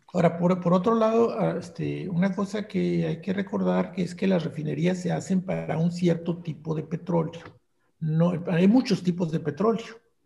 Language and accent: Spanish; Monterrey, Nuevo León, Mexico; yo soy regiomontano